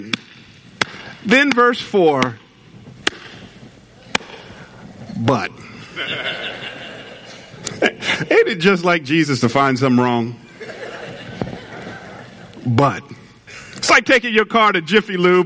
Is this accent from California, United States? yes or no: no; Atlanta, Georgia, United States; moved away; I was raised in Atlanta